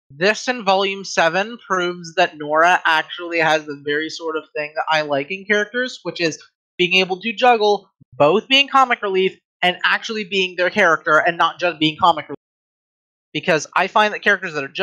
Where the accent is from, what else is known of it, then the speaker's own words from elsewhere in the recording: Ireland; I'm I I'm Irish.